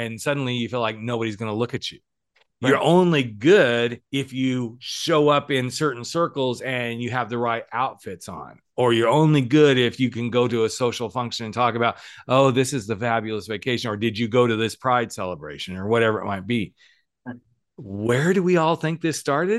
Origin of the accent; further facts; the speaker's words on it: United States; moved away; also born or lived in Oklahoma / Texas; I grew up in Oklahoma, Texas, all those lovely states